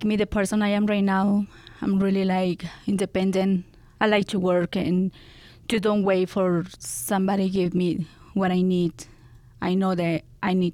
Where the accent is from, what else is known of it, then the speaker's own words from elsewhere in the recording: Mexico; English is a second language; moved away; I'm from Mexico. I grew up in Mexico.